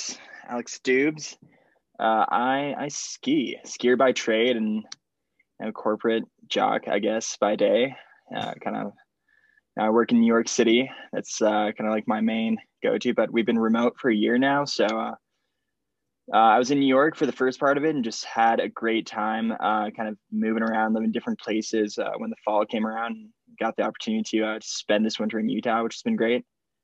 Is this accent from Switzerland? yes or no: yes; Geneva, Switzerland; first language French; English is a second language; also born or lived in Miami, United States; now in United States; I was born in the US, but I grew up in Switzerland, Geneva. So my first language is actually French.